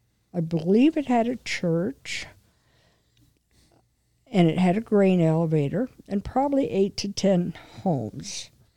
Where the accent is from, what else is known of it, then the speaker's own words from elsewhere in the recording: Mason City, Illinois, United States; accent: Mason City; growing up in Mason City, Illinois